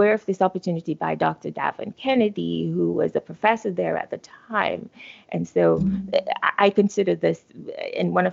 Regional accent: Jamaica; moved away as an adult; I was born in Jamaica, right? And I attended undergraduate school there, University of the West Indies

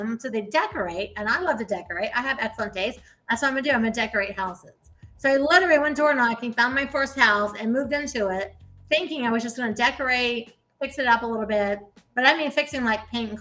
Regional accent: Ohio, United States; I was raised in Ohio and in the Midwest

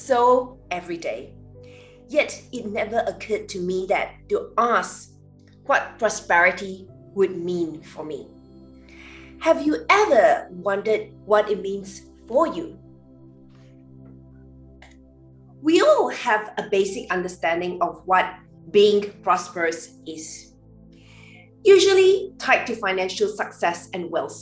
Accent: Malaysia; Growing up in Malaysia

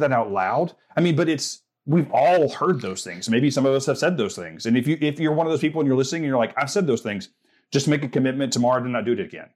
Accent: the South, United States; growing up in the South

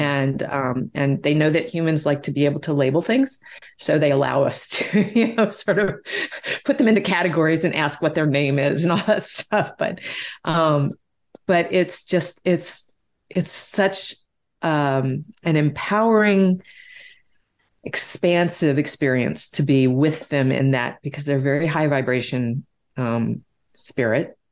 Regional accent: Deep South, United States; I grew up in the Deep South.

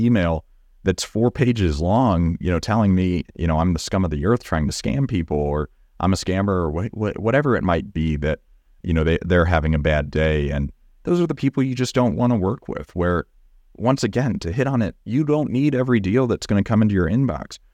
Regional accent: Texas, United States; accent: Southern; I'm from Texas and I, I can turn on the Southern

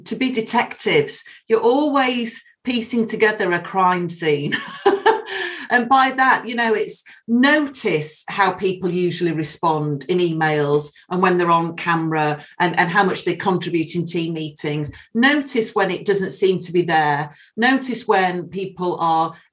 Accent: United Kingdom; being British

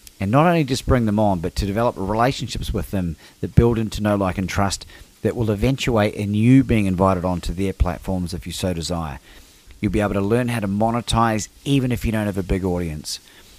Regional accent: New Zealand; also born or lived in Australia; the culture in which I grew up in New Zealand and Australia, being exposed to a lot of English and South African cultures

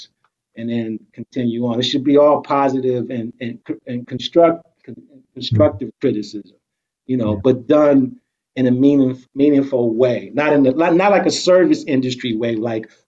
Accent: Detroit, Michigan, United States; moved away; also born or lived in New York

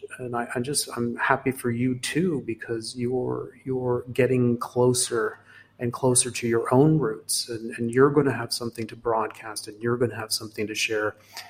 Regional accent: Hong Kong; also born or lived in Singapore; because I was born in Singapore and I was raised in Hong Kong. So the first 18 years of my life I spent in Asia.

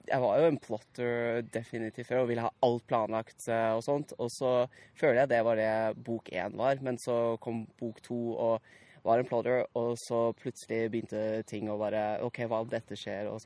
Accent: Naples, Campania, Italy; jeg er oppvokst i Napoli, så der ble jeg introdusert uh, litt med sånn jeg gikk, på, jeg gikk på britisk barnehage i Eh, Napoli.

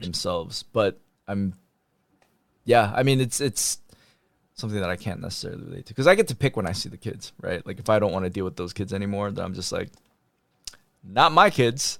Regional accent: Michigan, United States; also born or lived in New York; now in Texas, United States; I grew up in Michigan

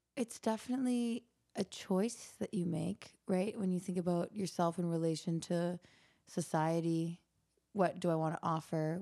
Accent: Canada; I grew up in Canada and we all do very many winter sports

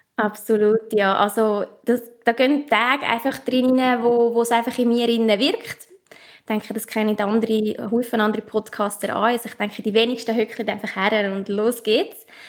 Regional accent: Obwalden, Switzerland; accent: Obwalden dialect; Ich komme aus, aus Obwalden, vielleicht auch in meinem Dialekt

